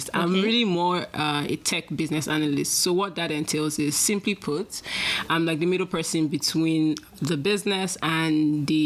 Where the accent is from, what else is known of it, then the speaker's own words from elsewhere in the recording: Nigeria; moved away as an adult; now in Canada; Well, I'm from Nigeria.